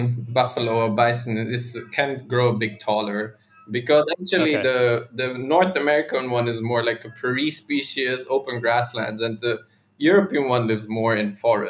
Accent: Germany; moved away as an adult; also born or lived in Austria; so I'm from Germany

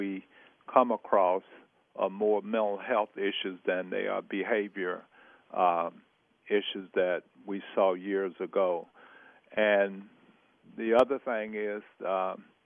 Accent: Vidalia, Georgia, United States; now in Pittsburgh, United States; We built a home in Vidalia, Georgia, my hometown, the home of the great sweet onions

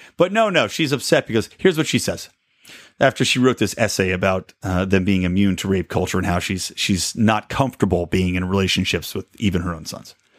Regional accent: California, United States; my home state

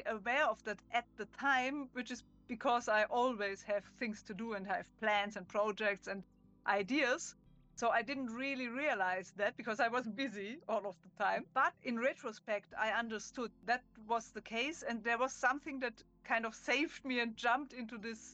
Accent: Germany; accent: German; English is a second language; I'm German, as you can hear from my accent.

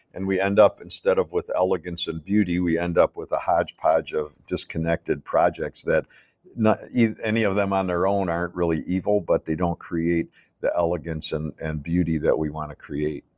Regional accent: Chicago, Illinois, United States; I grew up in Chicago

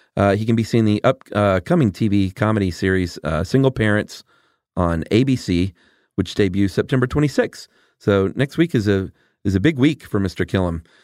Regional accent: Atlanta, Georgia, United States; also born or lived in Los Angeles; I'm from Atlanta

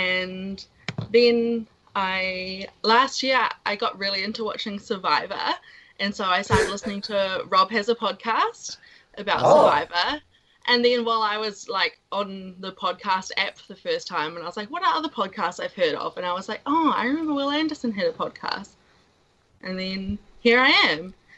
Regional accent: New Zealand; I'm Kiwi from generations back, like English originally, like most of us.

